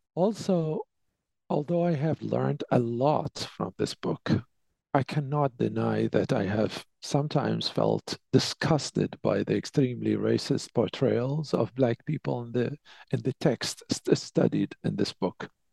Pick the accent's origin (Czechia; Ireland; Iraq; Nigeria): Iraq; Basra, Basra Governorate; moved away as an adult; also born or lived in Baghdad, Iraq; now in Canada; I was born and raised in Basra, which is the second largest city in the south of Iraq